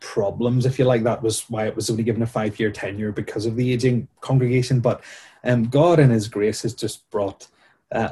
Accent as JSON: {"language": "English", "town": "Bangor", "region": "Northern Ireland", "country": "United Kingdom", "tie": "born or raised there", "said": "I grew up in Ballycrocken as a teenager and as a child in the congregation"}